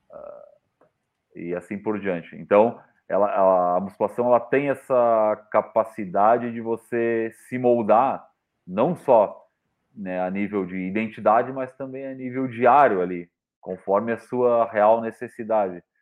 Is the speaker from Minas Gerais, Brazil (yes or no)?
no; Santa Catarina, Brazil; eu sou de Santa Catarina